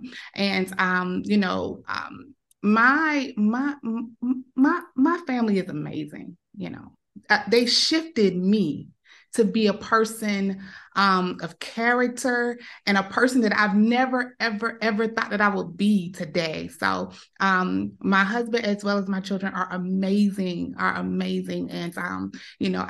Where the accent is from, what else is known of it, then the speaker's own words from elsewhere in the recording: Savannah, Georgia, United States; I'm from Savannah, Georgia. It's like on the coast of Georgia.